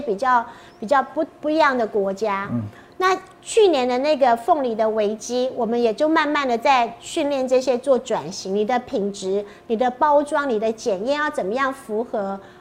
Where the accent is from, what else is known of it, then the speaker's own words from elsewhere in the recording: Pingtung County, Taiwan; 我就是在地方长大、地方工作嘛